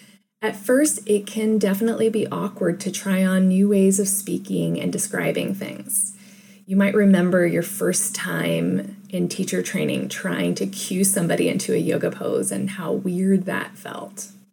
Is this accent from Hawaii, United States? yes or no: yes; Hawaii, United States; also born or lived in Japan; I was born in Japan, and my mother spoke French to me, my father spoke Dutch to me, and they spoke English to each other. By the time we moved to Hawaii, which was around my fifth birthday